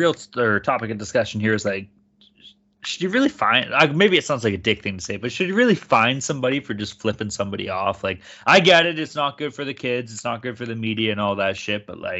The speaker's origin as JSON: {"language": "English", "town": "Vancouver", "region": "British Columbia", "country": "Canada", "accent": "Vancouver", "said": "I was trying to go with my Vancouver accent."}